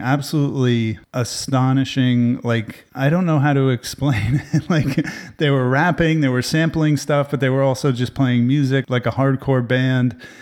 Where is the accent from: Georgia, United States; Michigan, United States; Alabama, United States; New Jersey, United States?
New Jersey, United States; now in Austin, United States; I grew up with him in New Jersey